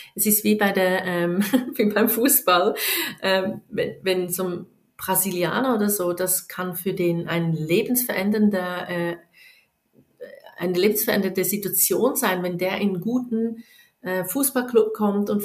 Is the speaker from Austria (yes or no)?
no; Switzerland; bei uns in der Schweiz